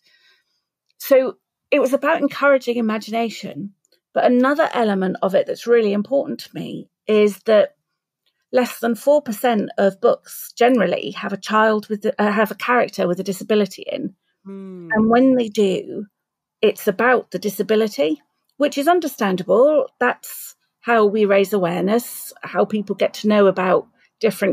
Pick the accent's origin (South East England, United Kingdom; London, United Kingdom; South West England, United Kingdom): South East England, United Kingdom; Southampton; Southampton, my hometown.